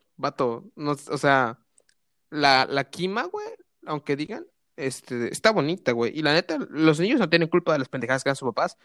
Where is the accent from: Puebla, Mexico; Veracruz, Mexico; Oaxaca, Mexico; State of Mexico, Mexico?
Veracruz, Mexico; yo soy de Veracruz